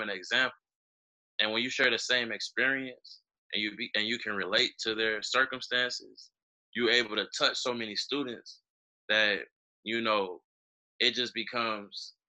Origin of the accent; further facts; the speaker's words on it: Chicago, Illinois, United States; as a young black man growing up in Chicago